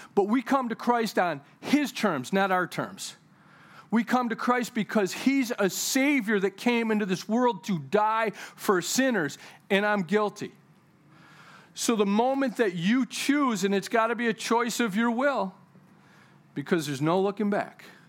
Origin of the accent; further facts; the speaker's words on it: United States; I'm a kingdom citizen before I'm even an American citizen